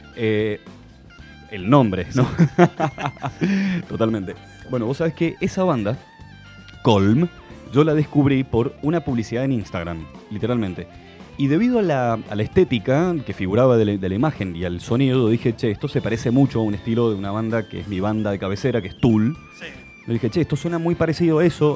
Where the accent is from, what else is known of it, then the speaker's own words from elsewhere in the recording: Argentina; Le digo, de Argentina